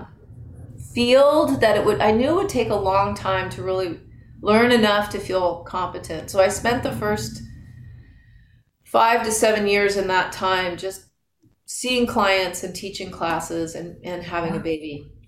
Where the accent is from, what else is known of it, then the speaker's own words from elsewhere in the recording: Marin County, California, United States; I was raised in Marin County in the '70s